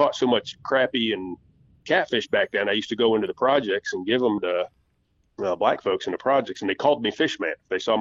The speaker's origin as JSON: {"language": "English", "region": "Michigan", "country": "United States", "tie": "born or raised there", "moved": "yes", "said": "growing up in Michigan"}